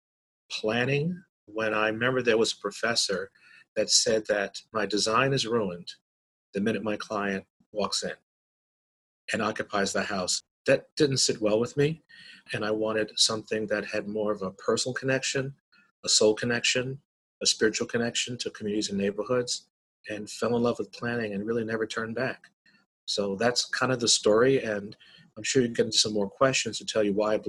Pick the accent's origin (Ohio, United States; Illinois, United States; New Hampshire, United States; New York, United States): New York, United States; New York City; I grew up in Brooklyn. I was raised here in New York and lived here most of my life